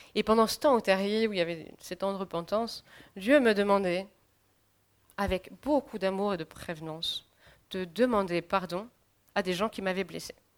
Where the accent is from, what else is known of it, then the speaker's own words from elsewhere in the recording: France; en tant que Français